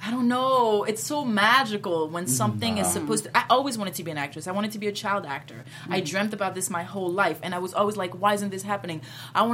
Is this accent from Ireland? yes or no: no; France; first language French; English is a second language; also born or lived in Martinique / America; now in United States; I grew up in France